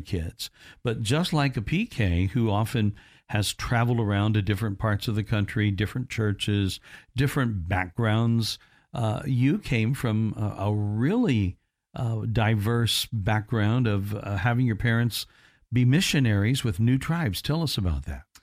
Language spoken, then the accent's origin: English; Evansville, Indiana, United States; also born or lived in Henderson, Kentucky; my hometown of Evansville